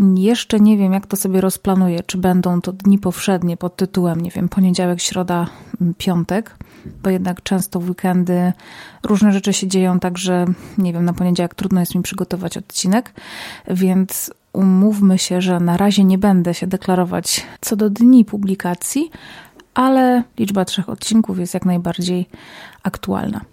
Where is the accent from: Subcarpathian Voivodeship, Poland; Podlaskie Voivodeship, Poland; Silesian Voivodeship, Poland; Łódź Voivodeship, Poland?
Silesian Voivodeship, Poland; Zabrze; now in Warsaw, Poland; Pochodzę z, ze Śląska, z Zabrza, a od kilku lat mieszkam w Warszawie